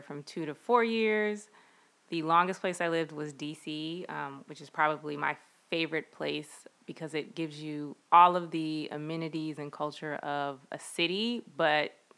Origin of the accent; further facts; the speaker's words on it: Fort Worth, Texas, United States; moved away as an adult; also born or lived in Virginia / Washington, D.C. / Philadelphia / New York; Born and raised on the South Side, as I like to say, the actual South Side, not the near South Side.